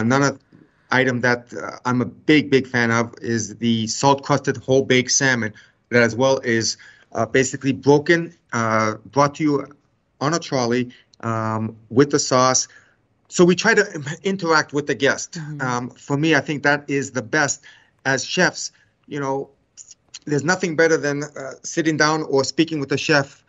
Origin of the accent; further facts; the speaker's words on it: Canada; I was born in Canada, but my family, we are Macedonian Greek heritage